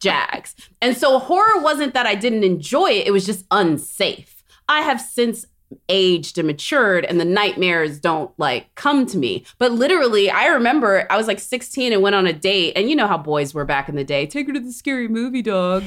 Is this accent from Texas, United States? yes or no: yes; Corpus Christi, Texas, United States; I grew up in Corpus Christi, Texas